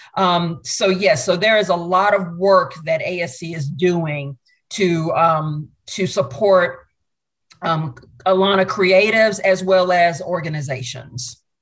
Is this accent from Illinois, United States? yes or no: no; Augusta, Georgia, United States; I grew up in Augusta, Georgia, went to a performing arts high school